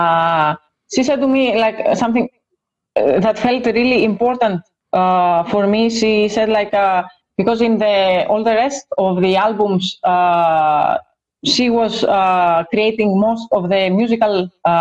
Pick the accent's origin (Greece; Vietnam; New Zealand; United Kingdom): Greece; we are both from the same country. We are both from Greece